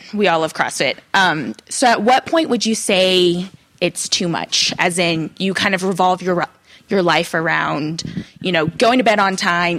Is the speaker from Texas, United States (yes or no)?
yes; Texas, United States; now in Boston, United States; I'm originally from Texas, but coming from Boston.